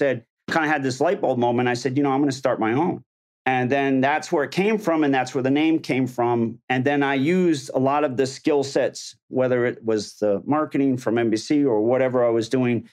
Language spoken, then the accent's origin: English; Somers, Connecticut, United States; little town, Somers, Connecticut. No, so New England. Yeah, we were really close to Boston